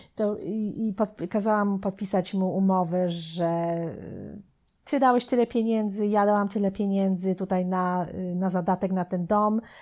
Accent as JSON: {"language": "Polish", "country": "Poland", "tie": "born or raised there", "also_born_or_lived": "New Jersey, United States", "moved": "as an adult", "lives_now": "United States", "said": "ja byłam bardzo młoda, jak wyjechałam z Polski, miałam wtedy 19 lat"}